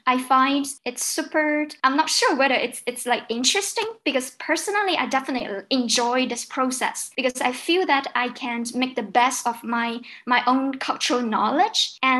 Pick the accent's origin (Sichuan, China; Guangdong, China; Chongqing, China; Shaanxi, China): Guangdong, China; Zhanjiang; first language Cantonese; English is a second language; moved away as an adult; now in Canada; I come from mainland China, so actually I can speak Mandarin, but then my hometown is actually located in Zhanjiang, Guangdong province. So like my mother tongue is actually Cantonese, because I also study English since primary school.